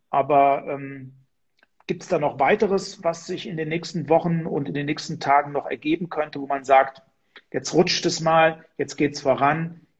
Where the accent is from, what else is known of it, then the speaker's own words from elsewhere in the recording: Hesse, Germany; zum Beispiel ein zusätzliches Werk in meiner meinem Heimatland in Hessen, in Marburg.